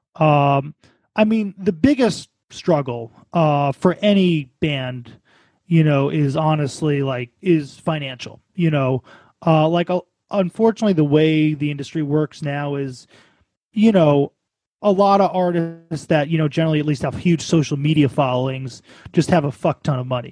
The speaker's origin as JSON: {"language": "English", "town": "New York City", "region": "New York", "country": "United States", "tie": "born or raised there", "also_born_or_lived": "Baltimore", "said": "I'm also originally from New York"}